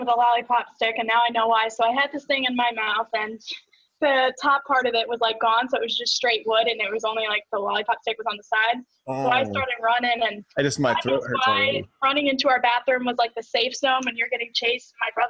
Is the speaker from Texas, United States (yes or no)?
no; Connecticut, United States; moved away as an adult; also born or lived in Tampa; Yeah, and I'm from Connecticut originally.